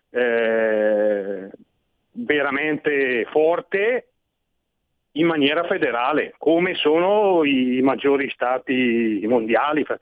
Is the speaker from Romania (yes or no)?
no; Switzerland; born there; forse perché io sono nato in Svizzera, quindi i miei primi anni di vita ho provato sulla pelle cosa vuol dire federalismo.